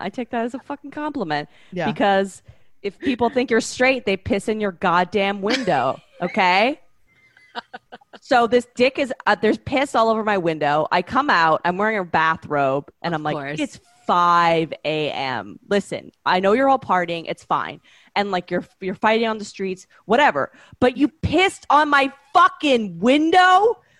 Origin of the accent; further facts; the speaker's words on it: Canada; I'm from Canada. Relax. I'm in the club.